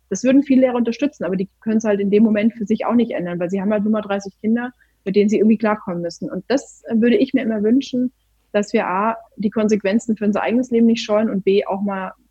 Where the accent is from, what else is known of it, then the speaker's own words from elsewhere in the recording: Baden-Württemberg, Germany; weil ich ja doch meine kleine Spießerseite als Schwäbin habe